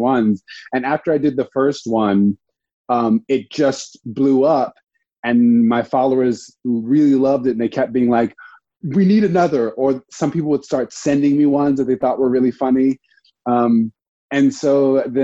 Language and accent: English; Dana Point, California, United States; moved away as an adult; also born or lived in Providence, Rhode Island; now in New York, United States; I grew up in Orange County, California, in Dana Point.